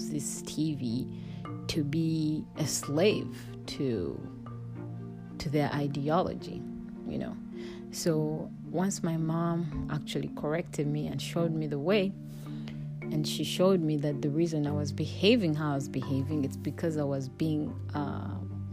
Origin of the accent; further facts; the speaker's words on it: Kampala, Central Region, Uganda; Growing up in Africa, in a small town named Kampala